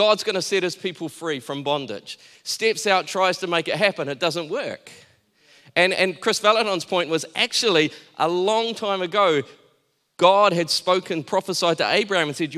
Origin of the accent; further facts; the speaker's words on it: Taranaki, New Zealand; I grew up in Taranaki.